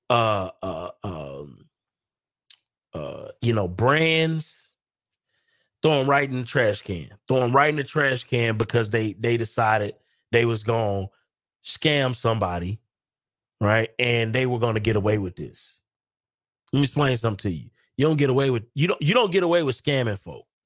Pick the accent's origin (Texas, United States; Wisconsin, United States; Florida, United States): Wisconsin, United States; Milwaukee; now in Dallas, United States; We are just from Milwaukee and here in Dallas.